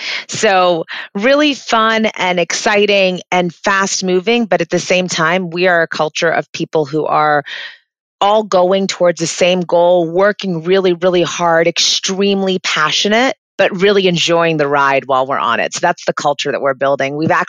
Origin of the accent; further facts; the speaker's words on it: Florida, United States; also born or lived in England; I kind of grew up everywhere. I was born in England, but have lived kind of all over the States, but majoritarily in Florida.